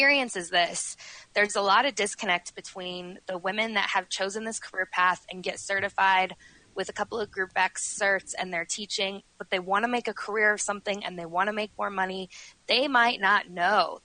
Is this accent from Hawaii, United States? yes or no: no; Denver, Colorado, United States; also born or lived in Milwaukee, Wisconsin; I've lived here since I was 6 years old. I was born in Milwaukee, and my parents said, we are going to move to Colorado, and they did.